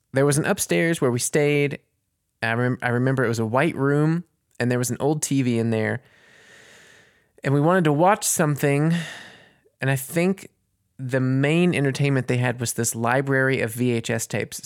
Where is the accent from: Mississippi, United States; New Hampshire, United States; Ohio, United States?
Mississippi, United States; Corinth; from Corinth, Mississippi. He had this record store in my hometown called Top Shelf Records